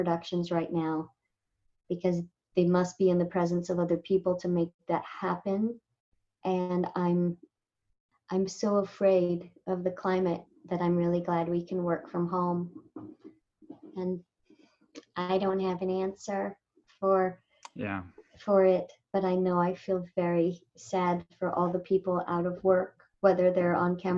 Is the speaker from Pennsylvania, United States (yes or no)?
no; Indio, California, United States; I grew up in India, which is near Coachella